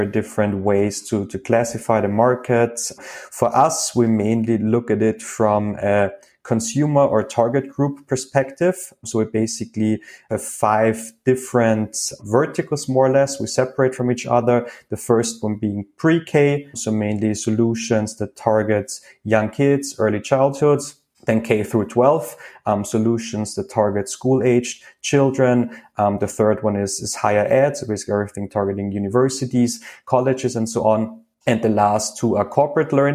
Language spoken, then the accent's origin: English; Austria; accent: Austrian; English is a second language; moved away as an adult; now in Paris, France; originally, I'm from Austria, actually, so listeners won't get to hear my lovely Austrian accent today as we're doing this in English. But yeah, I'm in Paris at the moment